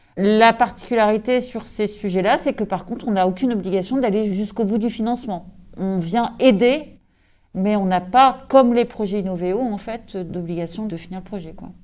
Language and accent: French; Brittany, France; also born or lived in Corsica; je suis bretonne, je suis née ici, je vis ici.